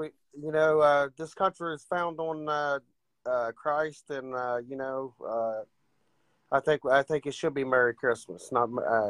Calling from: Ohio, United States

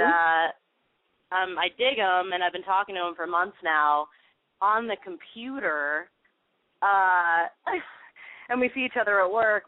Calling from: Los Angeles, California, United States; I'm 24. I'm calling from LA.

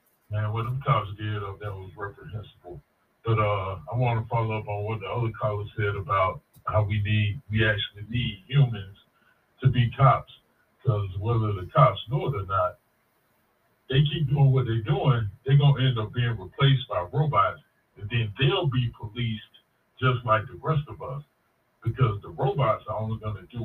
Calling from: Atlanta, Georgia, United States; Oh, Jason, it's … from Atlanta.

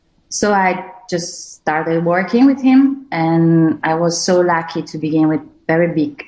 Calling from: Verona, Veneto, Italy; English is a second language; I'm coming from Verona. So Romeo and Juliet's town.

